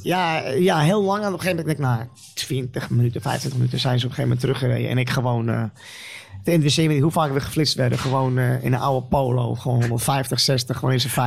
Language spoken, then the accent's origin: Dutch; Utrecht, Netherlands; ik kom uit Utrecht Overvecht.